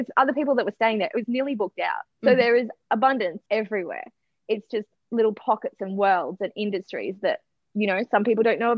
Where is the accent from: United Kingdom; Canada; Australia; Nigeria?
Australia; Noosa, Queensland; my hometown of Noosa, Sunrise Beach.